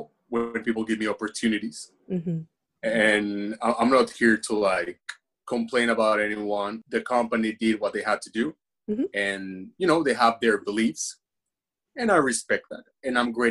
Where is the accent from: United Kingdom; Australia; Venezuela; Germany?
Venezuela; English is a second language; also born or lived in United States; now in Japan; I'm from Venezuela.